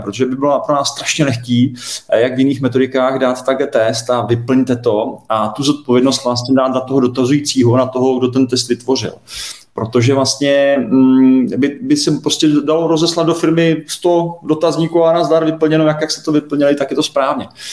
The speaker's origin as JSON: {"language": "Czech", "country": "Czechia", "said": "my jako Češi"}